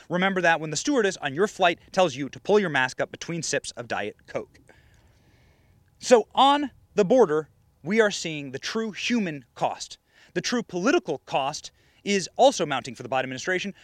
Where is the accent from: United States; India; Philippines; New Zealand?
United States; Iowa; I was raised in Iowa.